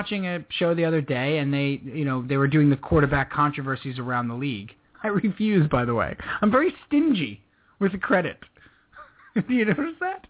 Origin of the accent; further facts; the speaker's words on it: Northeast, United States; And this might be also growing up in the Northeast thing, too, for us specifically.